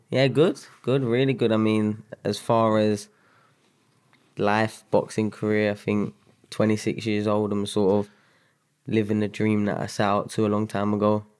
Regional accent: London, United Kingdom; moved away as an adult; also born or lived in Sutton / Mitcham / Spain / Sheffield; I grew up South London. Um, Bederton, uh, is, like, probably the, my main stomping ground.

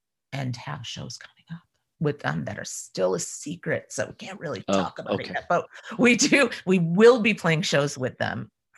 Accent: Ohio, United States; now in New England, United States; I was shocked when I moved here from Ohio that you could go to all the states in one day.

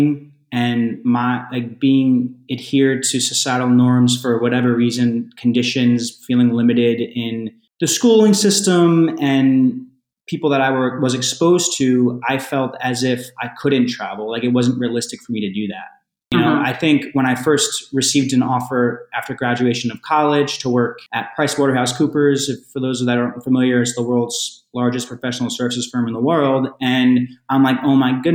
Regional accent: New Jersey, United States; also born or lived in New York; New Jersey where I'm from, but New York where I lived for many years

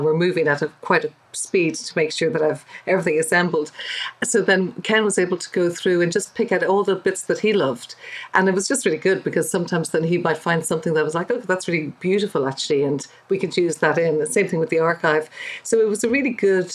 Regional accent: Dublin, Leinster, Ireland; I'm from Dublin, but my dad is from Northern Ireland.

